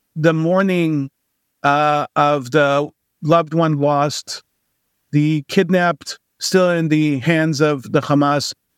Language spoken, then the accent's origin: English; Israel; moved away as an adult; also born or lived in New York; now in San Francisco Bay Area, United States; born and raised in Israel, even though I, I spent, uh, a couple of years, uh, in my early childhood in New York